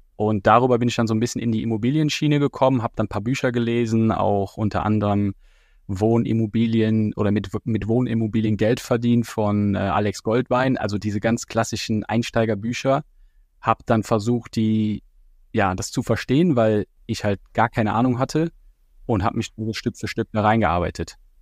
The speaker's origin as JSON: {"language": "German", "town": "Düren", "region": "North Rhine-Westphalia", "country": "Germany", "tie": "born or raised there", "moved": "as an adult", "lives_now": "Nuremberg, Germany", "said": "in meiner Heimat, in Düren"}